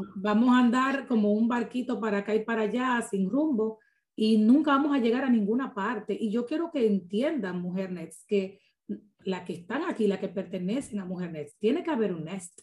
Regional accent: Dominican Republic; como buen dominicano te lo digo

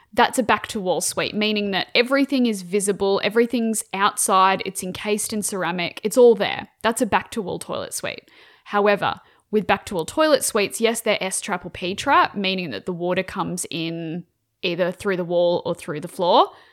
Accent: Queensland, Australia; I'm Queenslander

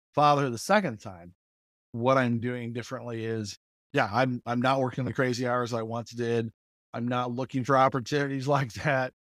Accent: Mooresville, Indiana, United States; moved away as an adult; also born or lived in Texas / Michigan; I grew up actually in Mooresville, uh, in Morgan County

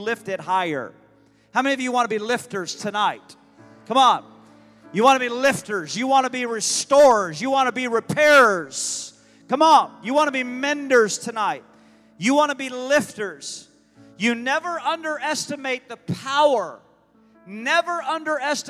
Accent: United States; I'm a Christian first, but I'm an American. I'm proud to be an American.

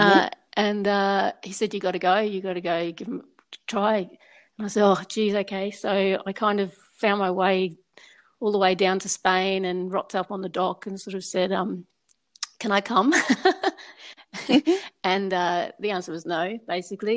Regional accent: Papua New Guinea; moved away; also born or lived in Rabaul, Papua New Guinea / Port Moresby, Papua New Guinea / Sydney, Australia; I was born and grew up in Papua New Guinea. We, first of all, we lived on the islands up in the north, Rabaul

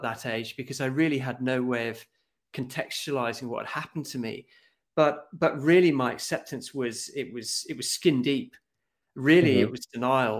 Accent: Scotland, United Kingdom; moved away as an adult; now in Norway; I come from Scotland. I've been living in Norway for the last 17 years

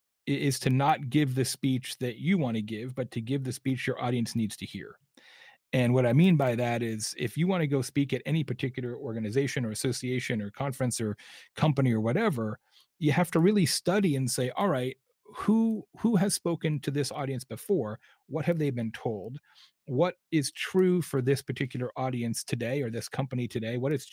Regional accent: Arizona, United States; I grew up in Arizona, so I literally am like a tequila collector

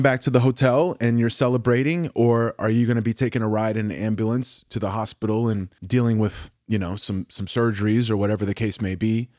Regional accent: Oklahoma, United States; I'm from Oklahoma

